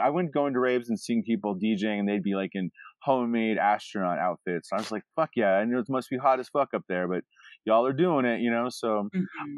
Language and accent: English; Alaska, United States; moved away; also born or lived in Anchorage / Fort Yukon / Fairbanks; I grew up in Alaska as a as a child